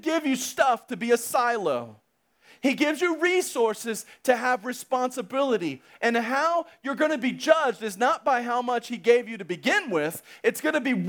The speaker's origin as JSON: {"language": "English", "country": "United States", "said": "I'm simply an American that has a regular job"}